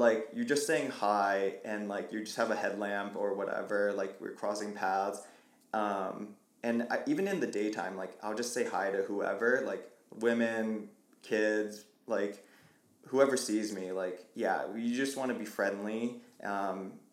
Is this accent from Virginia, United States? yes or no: no; Vancouver, Washington, United States; moved away as an adult; also born or lived in Portland, Oregon; now in Colorado, United States; prior to moving to Colorado, like tapped into like my hometown. We call it the Vantucky Trail Runners.